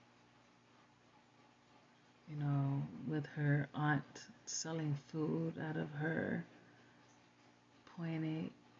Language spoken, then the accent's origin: English; New Jersey, United States; also born or lived in Puerto Rico; Growing up in Jersey, where New York was literally a subway ride away.